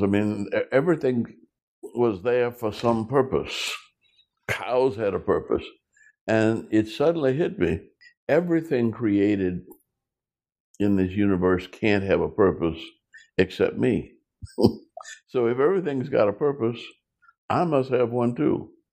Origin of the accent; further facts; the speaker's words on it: New Orleans, Louisiana, United States; growing up in New Orleans, Louisiana